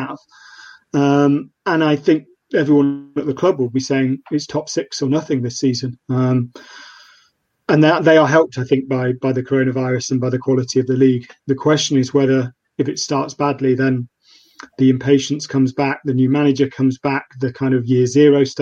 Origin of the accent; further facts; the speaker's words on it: Nottingham, East Midlands, United Kingdom; moved away as an adult; born and bred in Nottingham. I left to go to uni